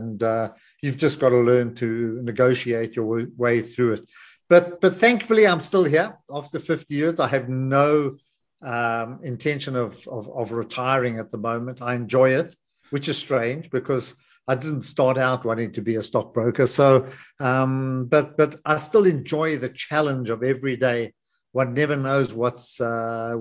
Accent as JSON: {"language": "English", "town": "Johannesburg", "region": "Gauteng", "country": "South Africa", "tie": "born or raised there", "said": "I grew up in Greenside"}